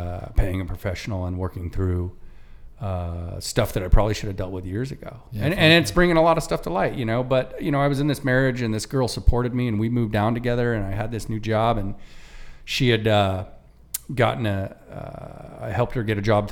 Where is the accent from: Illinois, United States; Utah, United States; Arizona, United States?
Arizona, United States; Phoenix; moved away as an adult; I'm from Phoenix. I know Phoenix. I got family here